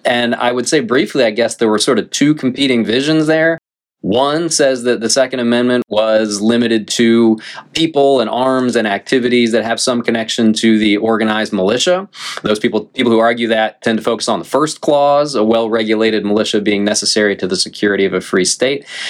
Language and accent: English; North Carolina, United States; I grew up here in North Carolina